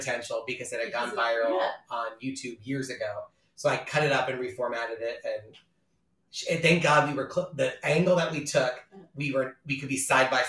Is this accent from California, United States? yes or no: no; New York, United States; So normally if I was doing a joke about being a New Yorker, the first time I'd say I'm a New Yorker and I do my joke.